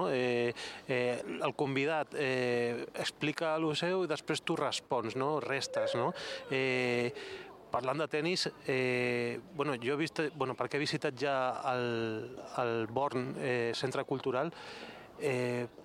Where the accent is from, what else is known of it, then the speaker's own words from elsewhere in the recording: Gavà, Catalonia, Spain; Jo sóc de Gavà i allà, allà fèiem Gavà Vila de Cans guerra de, de, de verdura.